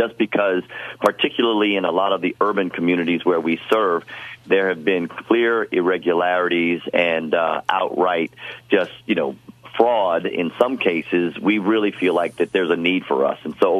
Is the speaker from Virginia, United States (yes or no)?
yes; D.C., Northern Virginia, United States; So, I grew up near Washington, D.C. in Northern Virginia, years ago.